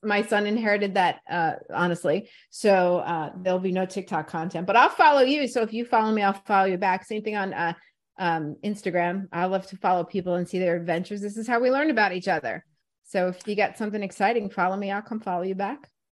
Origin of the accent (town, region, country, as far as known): New York City, New York, United States; born or raised there; moved away as an adult; also born or lived in Brooklyn, New York / Voorhees, New Jersey / Washington, D.C.; now in Philadelphia, United States